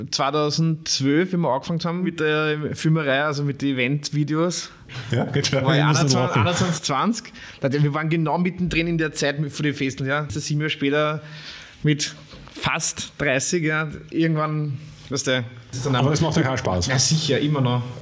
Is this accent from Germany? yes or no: no; Lower Austria, Austria; Weinviertel. Ja, ich komme ja auch ursprünglich aus dem Weinviertel.